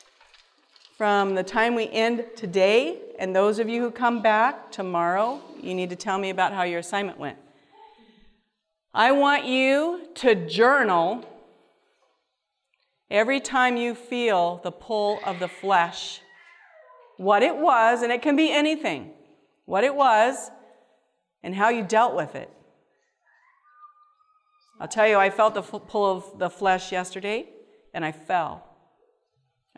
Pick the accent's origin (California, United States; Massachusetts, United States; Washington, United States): Washington, United States; we're from Washington, the West Coast